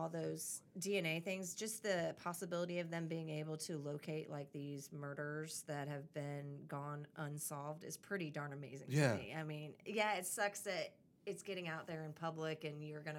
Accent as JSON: {"language": "English", "town": "Tallahassee", "region": "Florida", "country": "United States", "tie": "born or raised there", "also_born_or_lived": "Illinois", "said": "I grew up in Tallahassee"}